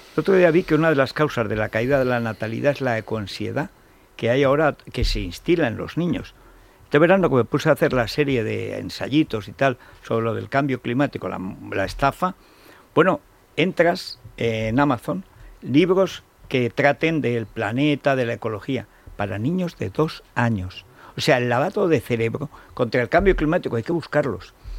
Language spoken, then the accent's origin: Spanish; Aragon, Spain; como estoy sufriendo yo en mi pueblo y en todo Aragón